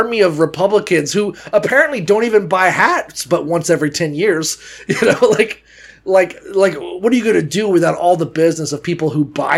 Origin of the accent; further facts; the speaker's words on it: Florida, United States; I'm from Florida